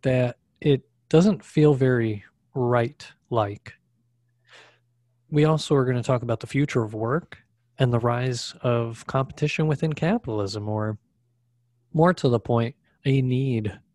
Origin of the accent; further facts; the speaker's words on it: Connecticut, United States; now in Arizona, United States; I grew up in Connecticut